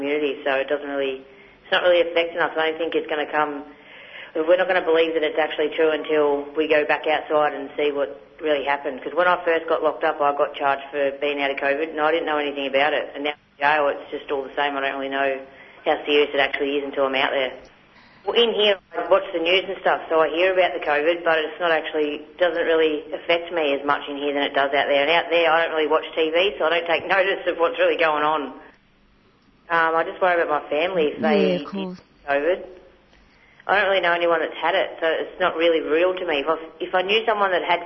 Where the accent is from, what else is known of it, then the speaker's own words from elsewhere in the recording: Gippsland, Victoria, Australia; I'm from Gippsland, but my background's from Yorta Yorta up near Echuca and Shepparton.